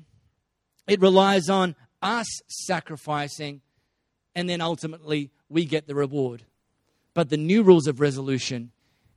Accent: Australia; first language English; I just learned to speak English growing up in Australia.

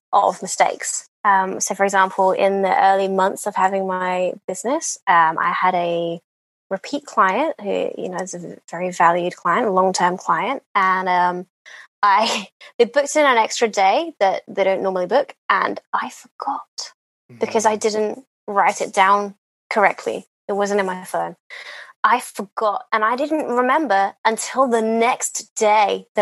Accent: England, United Kingdom; I'm English

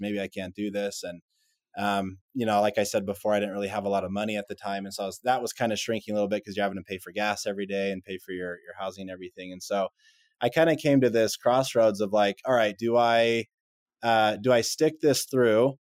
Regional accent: Texas, United States; moved away as an adult; also born or lived in Utah; I'm from Texas originally

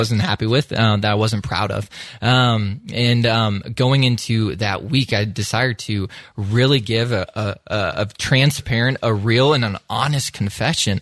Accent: Iowa, United States; moved away; I grew up in the great state of Iowa

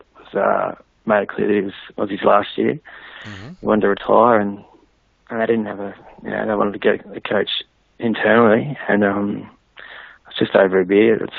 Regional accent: Mansfield, Victoria, Australia; also born or lived in Melbourne / Beulah; We both grew up in Mansfield

